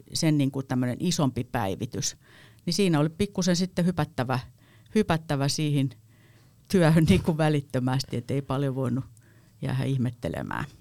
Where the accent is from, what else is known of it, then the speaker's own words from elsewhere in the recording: Heinola, Päijät-Häme, Finland; Mä oon Heinolasta kotosin